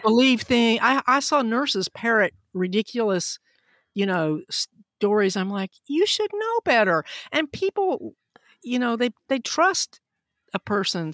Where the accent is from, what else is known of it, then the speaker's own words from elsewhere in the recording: Huntsville, Alabama, United States; I grew up in Huntsville, Alabama, which was very important in the Apollo program